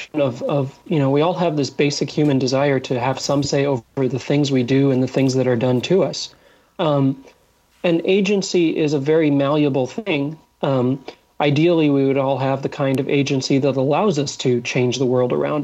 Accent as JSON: {"language": "English", "country": "Egypt", "tie": "born or raised there", "said": "I was born in Egypt"}